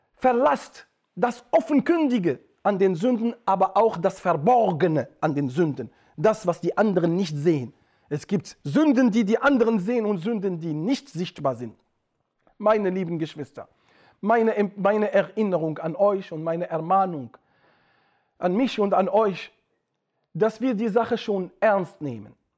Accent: Atlas Mountains, Morocco; moved away; bei uns in Atlasgebirgen, wo die Menschen konservativ sind

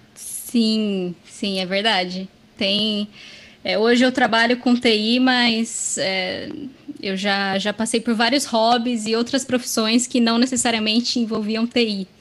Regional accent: Serra Negra, São Paulo, Brazil; moved away as an adult; now in São Paulo, Brazil; eu nasci e cresci nessa cidade e vim para São Paulo recentemente

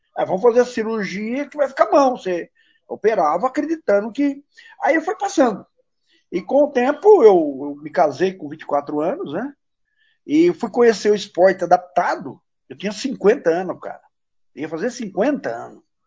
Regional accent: Brazil; eu nasci no mato, nasci numa fazenda, cresci numa fazenda, moro em Baté, Baté hoje tem 40 mil habitantes

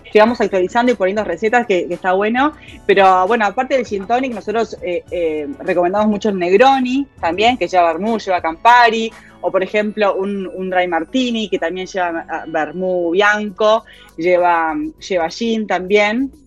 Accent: Montevideo, Uruguay; also born or lived in Spain; yo soy de Montevideo

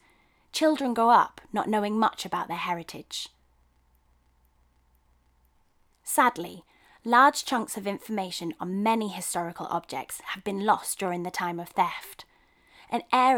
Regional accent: Nigeria; As a Nigerian, I was astonished to learn that such a large collection was held in the British Museum

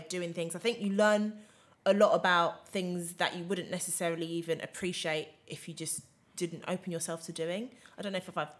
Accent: England, United Kingdom; I think as English people, we are very ignorant.

